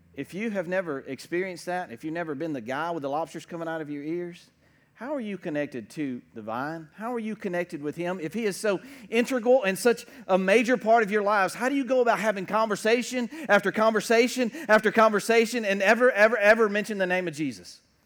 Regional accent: United States

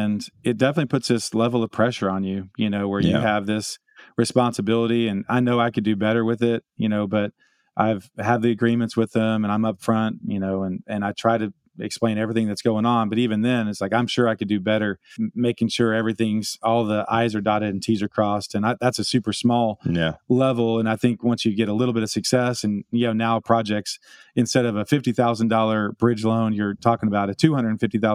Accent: Round Rock, Texas, United States; also born or lived in Austin, Texas; now in Dallas-Fort Worth, United States; I grew up in Round Rock, Georgetown, just north of there

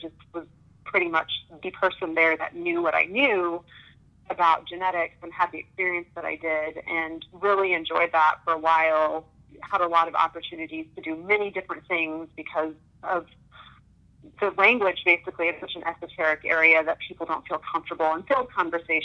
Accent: Manhattan, Kansas, United States; also born or lived in Minnesota / Texas; now in Kansas City, United States; I grew up in Manhattan, Kansas, actually, which is just a couple of hours west of here, a little college town. And I was born and raised there.

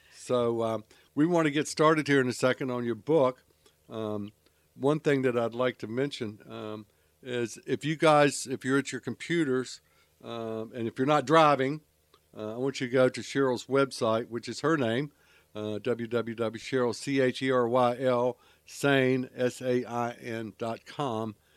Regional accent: Charlotte, North Carolina, United States; moved away; I grew up in Charlotte

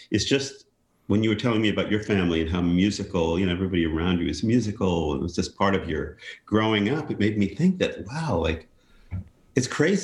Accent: Great Neck, New York, United States; I grew up in Great Neck, New York, which is Nassau County, Long Island.

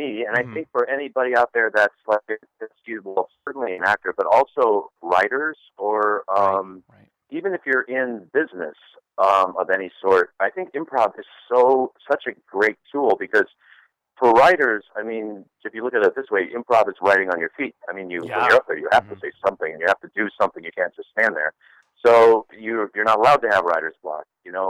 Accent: Ohio, United States; also born or lived in Chicago; I grew up in the Midwest. I grew up in Ohio. I grew up in Chicago, so I definitely have kind of a Midwest politeness

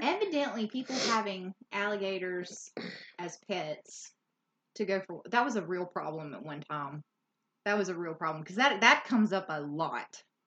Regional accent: Louisiana, United States; we're from Louisiana and we know how to pronounce most of the areas around here

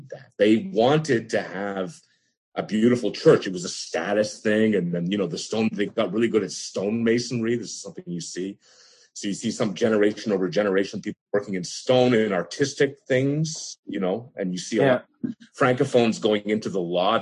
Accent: Quebec, Canada; our wonderful province, Quebec

